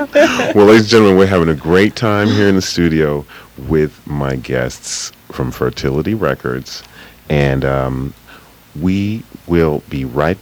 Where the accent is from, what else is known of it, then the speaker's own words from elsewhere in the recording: New York, United States; Now, you also were in my hometown for a while in New York.